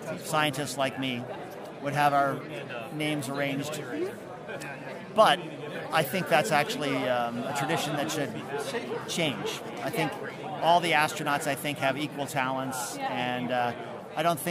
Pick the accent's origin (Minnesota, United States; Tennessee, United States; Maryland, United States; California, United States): Maryland, United States; Baltimore; my hometown of Baltimore